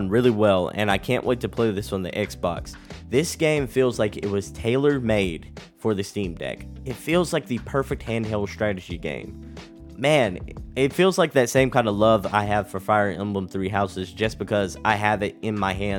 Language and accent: English; Texas, United States; my home state of Texas